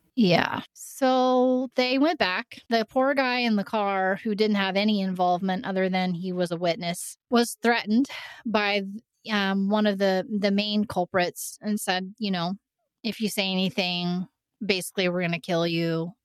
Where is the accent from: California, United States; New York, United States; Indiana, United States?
Indiana, United States; southeastern; moved away; I grew up in a really small town in southeastern Indiana